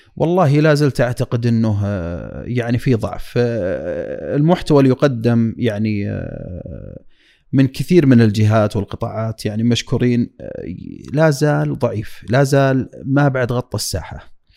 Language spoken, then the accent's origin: Arabic; Dammam, Eastern Province, Saudi Arabia; moved away as an adult; now in Riyadh, Saudi Arabia; طفولتي كانت يعني في الشرقية وحياتي ودراستي وبداية عملي